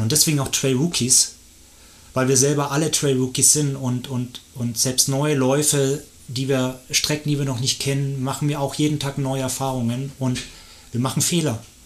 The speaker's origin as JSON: {"language": "German", "town": "Erlangen", "region": "Bavaria", "country": "Germany", "tie": "born or raised there", "moved": "as an adult", "lives_now": "Lenzburg, Switzerland", "said": "Ich bin in Deutschland geboren"}